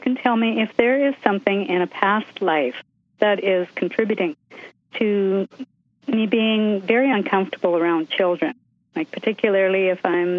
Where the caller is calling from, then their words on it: Saskatchewan, Canada; I'm calling from Saskatchewan.